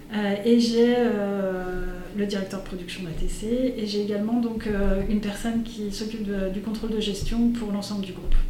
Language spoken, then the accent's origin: French; Brignais, Auvergne-Rhône-Alpes, France; je suis une Brignérotte, donc, euh, je suis du coin